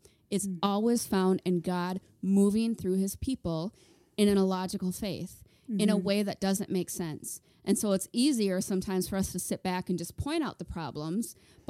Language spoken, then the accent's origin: English; Minnesota, United States; moved away; I was thinking on the way over here about how we're from Minnesota. We moved here 5 years ago. And when we were still in Minnesota